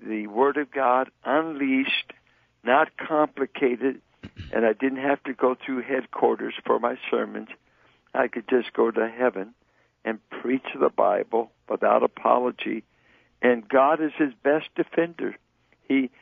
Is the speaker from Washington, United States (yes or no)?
no; Richmond, California, United States; I grew up in Richmond.